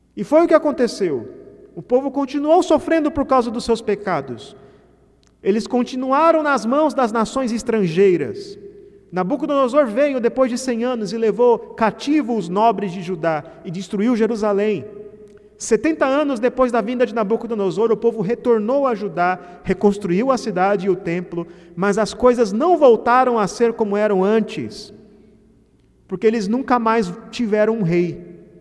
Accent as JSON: {"language": "Portuguese", "region": "Mato Grosso", "country": "Brazil", "said": "É como a minha terra, eu sou de Mato Grosso"}